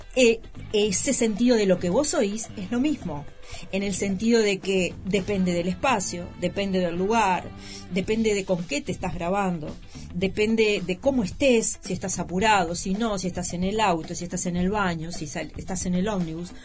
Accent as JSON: {"language": "Spanish", "country": "Uruguay", "said": "en nuestro país se da en la Universidad de la República"}